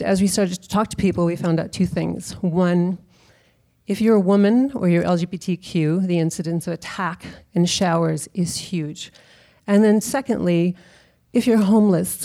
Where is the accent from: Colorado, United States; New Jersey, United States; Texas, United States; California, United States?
Texas, United States; now in San Francisco, United States; I am from Texas, where May is a very common middle name